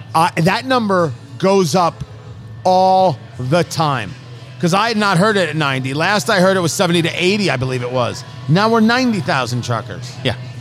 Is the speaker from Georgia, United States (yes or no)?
no; New Jersey, United States; I knew it as Great Adventure growing up in New Jersey